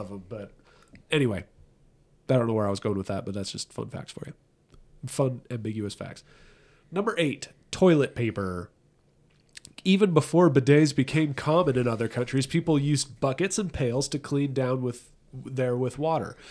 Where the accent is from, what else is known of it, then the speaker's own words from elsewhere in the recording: Southern California, United States; I'm from Southern California